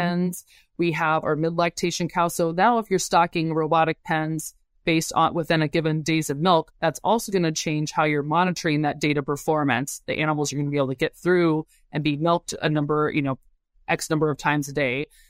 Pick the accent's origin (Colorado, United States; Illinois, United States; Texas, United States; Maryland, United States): Illinois, United States; Urbana-Champaign; moved away as an adult; also born or lived in Madison, Wisconsin; born and raised in Urbana-Champaign, Illinois, and yeah, grew up right down from the South Farms Research Center